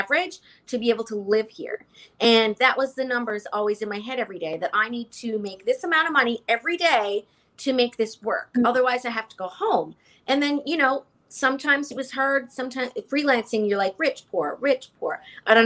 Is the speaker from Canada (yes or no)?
yes; Canada; moved away as an adult; now in New York, United States; I'm Canadian